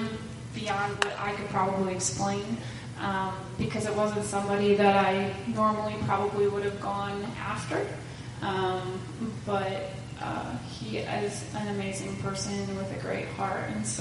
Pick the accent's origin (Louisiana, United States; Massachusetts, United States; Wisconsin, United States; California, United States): Wisconsin, United States; Plymouth; also born or lived in Sheboygan, Wisconsin; I also grew up in Plymouth.